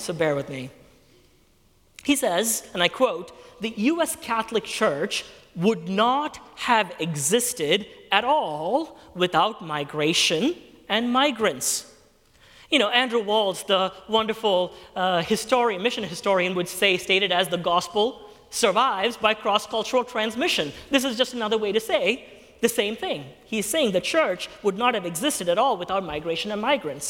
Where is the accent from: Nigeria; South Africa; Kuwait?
Kuwait; moved away; I was born and raised in Kuwait